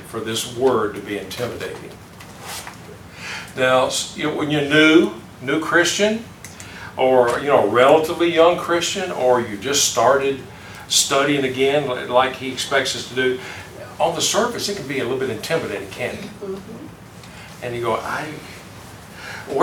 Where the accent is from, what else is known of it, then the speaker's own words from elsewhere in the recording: the South, United States; I growing up in the South